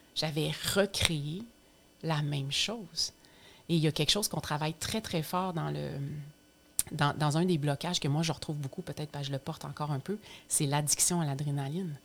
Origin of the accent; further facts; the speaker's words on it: Estrie, Quebec, Canada; now in Lanaudière, Canada; je viens de l'Estrie, puis moi, je vis maintenant dans la Naudière